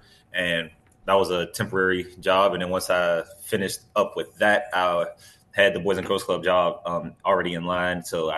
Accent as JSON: {"language": "English", "town": "Wilkinsburg", "region": "Pennsylvania", "country": "United States", "tie": "born or raised there", "said": "I grew up in Wilkinsburg."}